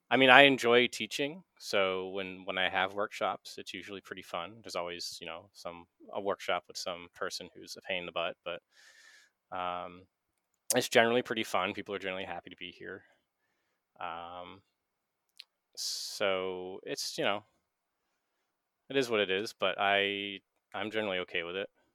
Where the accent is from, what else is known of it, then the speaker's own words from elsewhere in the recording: Maine, United States; I'm from Maine. I like Maine